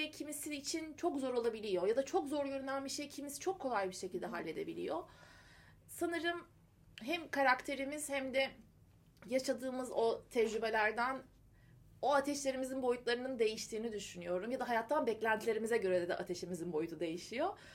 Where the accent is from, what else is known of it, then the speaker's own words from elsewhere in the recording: Marmaris, Muğla, Turkey; moved away as an adult; also born or lived in Eskişehir; İşte Marmaris'te doğmuşum. Eskişehir'de 18 yaşına kadar ben hep Marmaris'teydim.